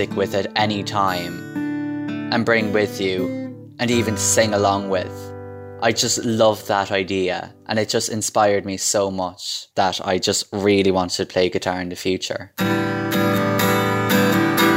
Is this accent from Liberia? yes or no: no; Crosserlough, County Cavan, Ulster, Ireland; I'm from Crushalock, County Cavan.